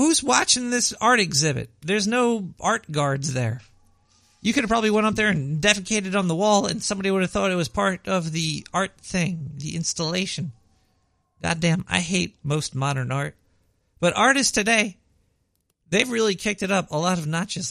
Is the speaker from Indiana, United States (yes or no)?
no; New York City, New York, United States; accent: Brooklyn; I was born and raised in Brooklyn. This is a Brooklyn accent